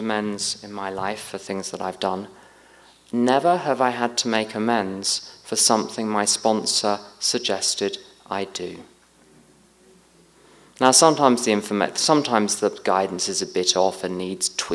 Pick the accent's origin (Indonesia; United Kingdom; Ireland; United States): United Kingdom